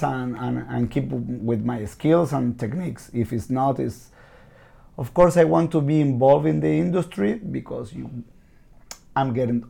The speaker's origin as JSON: {"language": "English", "region": "Buenos Aires", "country": "Argentina", "second_language": "English", "said": "I'm from Buenos Aires, Argentina."}